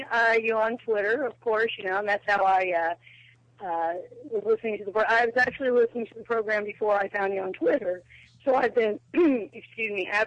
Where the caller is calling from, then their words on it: Indiana, United States; I'm calling from Indiana.